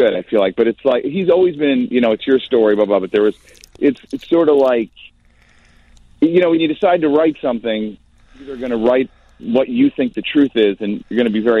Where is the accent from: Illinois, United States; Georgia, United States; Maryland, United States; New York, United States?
Illinois, United States; Glencoe; I grew up in Glencoe. I went to New Trier.